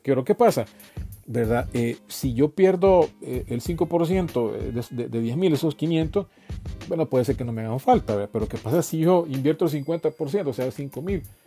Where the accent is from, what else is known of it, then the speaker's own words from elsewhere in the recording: El Salvador; en mi país, ¿verdad? Que es El Salvador